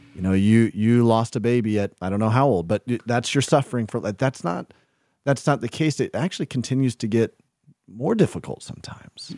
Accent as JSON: {"language": "English", "region": "the South", "country": "United States", "tie": "born or raised there", "said": "I grew up in the South"}